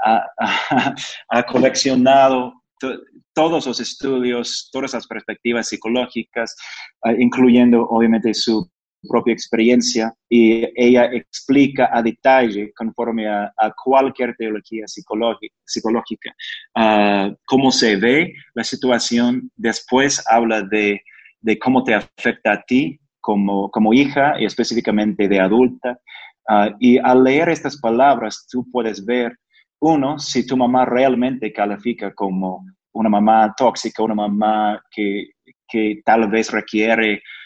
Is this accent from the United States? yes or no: yes; United States; Spanish is a second language; yo soy gringo